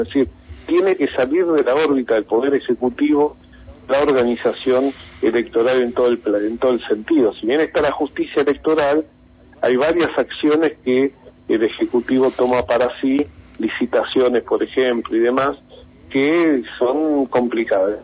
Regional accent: Argentina

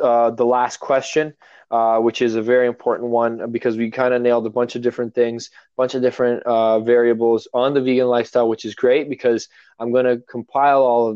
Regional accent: Toronto, Ontario, Canada; I'm from Toronto originally. I do live up north. I moved up north

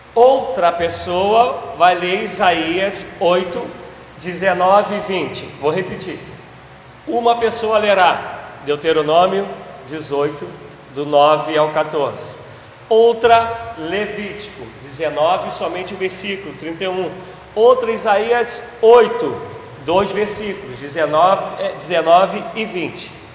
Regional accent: Brazil; a gente, enquanto brasileiro, a gente é oriundo disso

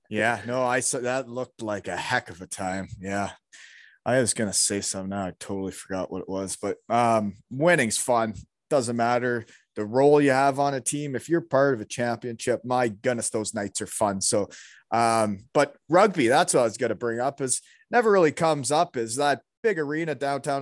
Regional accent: Elmira, Ontario, Canada; moved away; I grew up in Almira, Ontario

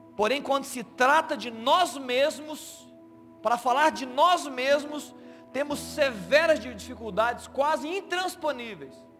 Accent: Minas Gerais, Brazil; nós somos mineiros

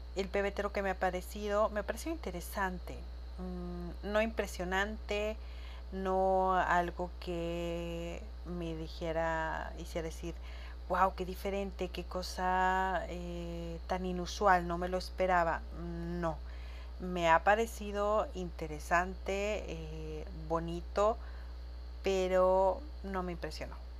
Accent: Chihuahua, Mexico; ya había llegado a mi tierra, porque en cuanto pisé suelo chihuense

